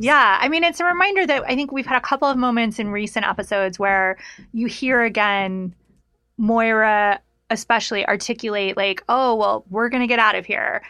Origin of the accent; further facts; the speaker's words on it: Reno, Nevada, United States; also born or lived in Lake Tahoe; I grew up in Reno and in Lake Tahoe